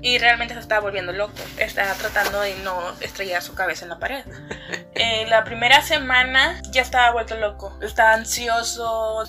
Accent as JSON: {"language": "Spanish", "region": "Veracruz", "country": "Mexico", "tie": "born or raised there", "moved": "yes", "lives_now": "Monterrey, Mexico", "said": "yo soy de Veracruz"}